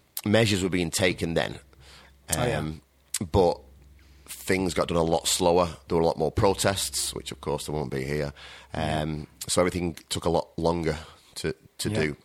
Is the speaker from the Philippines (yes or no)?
no; United Kingdom; moved away as an adult; now in China; Being a Brit abroad